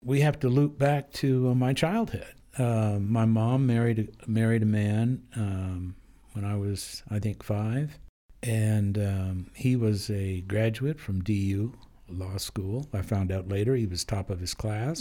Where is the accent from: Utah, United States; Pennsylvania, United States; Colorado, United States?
Colorado, United States; Denver; also born or lived in East Orange, New Jersey; I grew up in Denver. Um, I was conceived in Colorado. I was born in New Jersey.